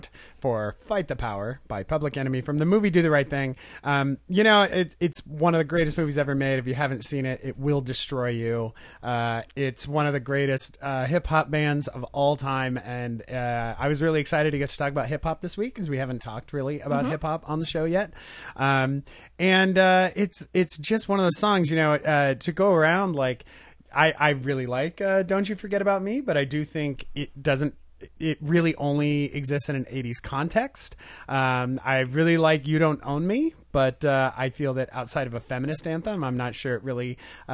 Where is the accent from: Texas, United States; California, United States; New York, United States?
California, United States; Ventura; my hometown in Ventura